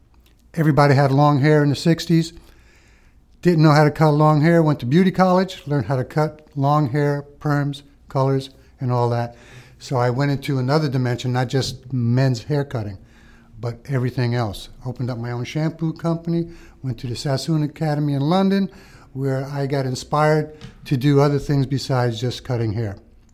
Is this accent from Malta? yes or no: yes; Malta; moved away; Being we're immigrants from Malta, and we wanted to do the right thing.